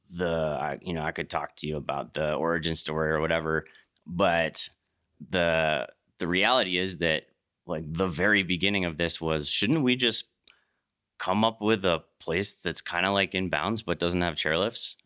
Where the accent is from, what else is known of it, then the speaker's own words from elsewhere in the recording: East Coast, United States; moved away as an adult; also born or lived in Jackson; I grew up on the East Coast